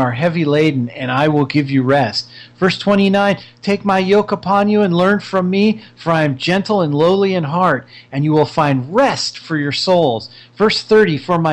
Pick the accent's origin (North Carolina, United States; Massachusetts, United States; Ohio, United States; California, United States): California, United States; I come from California.